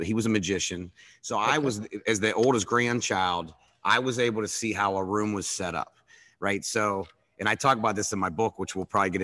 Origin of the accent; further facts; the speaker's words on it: Pittsburgh, Pennsylvania, United States; accent: Pittsburghese; also born or lived in West Virginia / Phoenix / California / Fort Lauderdale; I grew up in Pittsburgh, went to WVU, and then I ended up living in Phoenix, California, and Fort Lauderdale.